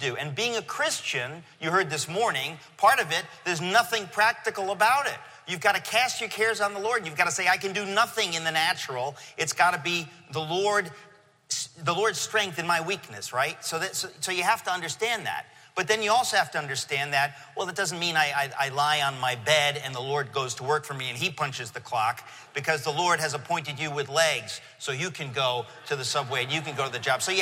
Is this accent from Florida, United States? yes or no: no; Danbury, Connecticut, United States; moved away as an adult; also born or lived in Queens, New York; now in New York, United States; my real hometown is Danbury, Connecticut, okay? In 1970-something, we moved to Connecticut, and I grew up there